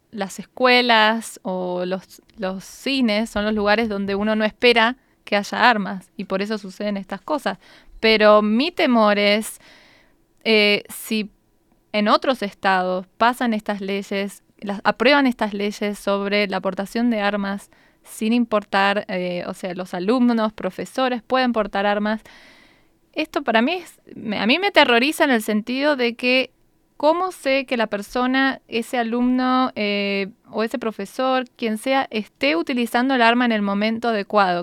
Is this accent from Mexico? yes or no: no; Argentina; now in United States; yo recuerdo de chica en Argentina